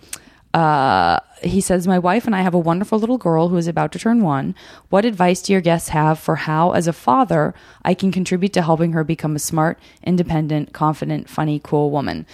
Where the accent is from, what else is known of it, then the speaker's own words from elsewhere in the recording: Arizona, United States; I'm from Arizona